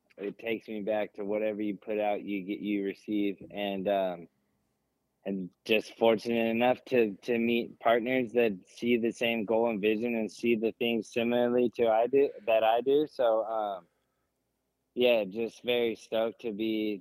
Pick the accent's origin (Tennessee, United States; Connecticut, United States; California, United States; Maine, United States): California, United States; growing up in California, we have Beaumont, Ritchie Canyon